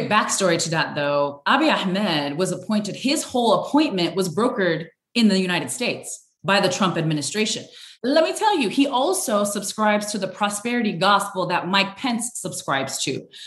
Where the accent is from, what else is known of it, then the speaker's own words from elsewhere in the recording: Sudan; born there; So I was born in Sudan in a refugee camp